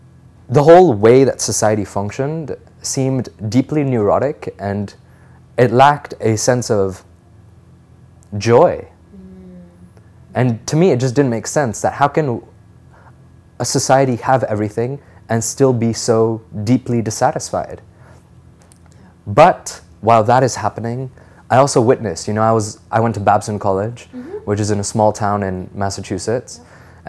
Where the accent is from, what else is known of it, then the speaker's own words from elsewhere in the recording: Delhi, India; moved away as an adult; also born or lived in Singapore; now in United States; So I was born in Singapore. I lived there for about three years of my life. And then I moved to Delhi. So Delhi has been my home, but I went to the American school in Delhi. So I may sound American, but I'm pure Desi at heart.